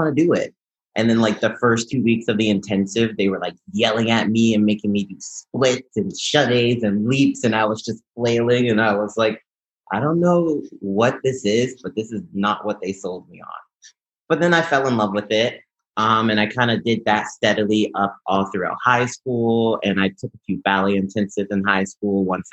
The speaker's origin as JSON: {"language": "English", "town": "Baton Rouge", "region": "Louisiana", "country": "United States", "tie": "born or raised there", "said": "I'm from Baton Rouge, Louisiana"}